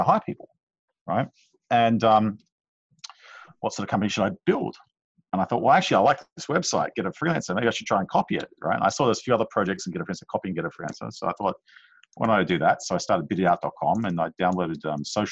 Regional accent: Jakarta, Indonesia; moved away; I grew up in Jakarta

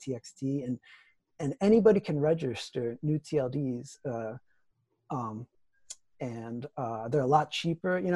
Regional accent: Ohio, United States; moved away; also born or lived in Twin Cities, Minnesota; I'm from Ohio. I'm from the Midwest. And I lived in the Twin Cities where Mark is

